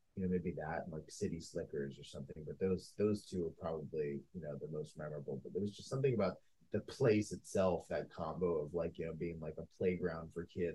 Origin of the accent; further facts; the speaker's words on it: Potomac, Maryland, United States; there was a movie theater by my house where I grew up in Potomac, Maryland.